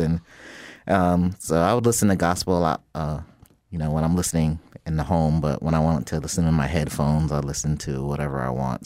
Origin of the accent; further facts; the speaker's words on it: Jacksonville, Florida, United States; I, I grew up in Jacksonville, Florida